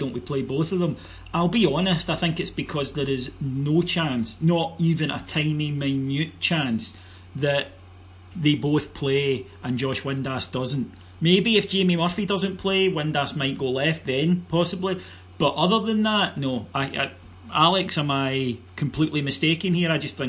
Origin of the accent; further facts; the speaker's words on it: Cameroon; when I was growing up in Cameroon, I listened to the BBC World Service